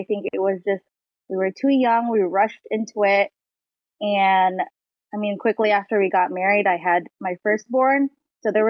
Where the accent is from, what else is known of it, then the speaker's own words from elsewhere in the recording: Washington, United States; I'm from Washington, 34 years old